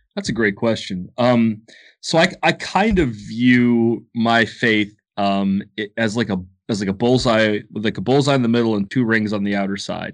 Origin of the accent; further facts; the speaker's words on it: Ohio, United States; now in Athens, United States; I was born in Ohio, but now I live in Athens, Georgia.